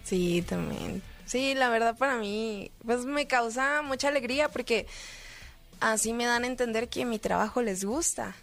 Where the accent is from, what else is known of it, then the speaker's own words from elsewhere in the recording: Monterrey, Nuevo León, Mexico; yo soy del norte. yo nací en Monterrey.